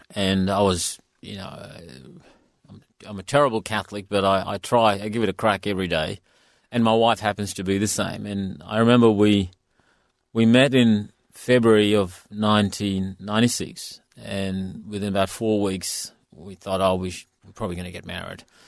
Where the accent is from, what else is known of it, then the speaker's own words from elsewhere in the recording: India; now in Western Australia, Australia; I come from India